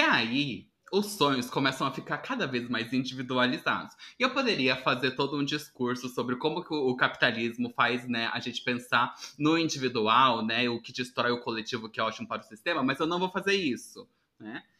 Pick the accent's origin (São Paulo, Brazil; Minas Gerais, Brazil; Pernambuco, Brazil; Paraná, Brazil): Paraná, Brazil; eu sou do Paraná